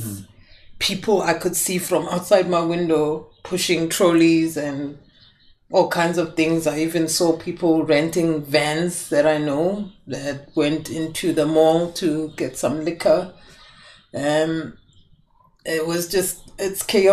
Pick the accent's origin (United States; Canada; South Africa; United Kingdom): South Africa; Johannesburg, Gauteng; being a South African